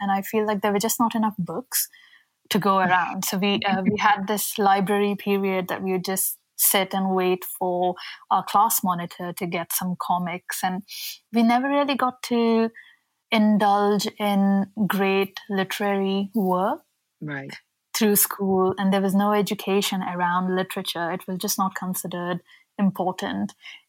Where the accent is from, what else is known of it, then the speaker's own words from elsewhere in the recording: India; even though I am Indian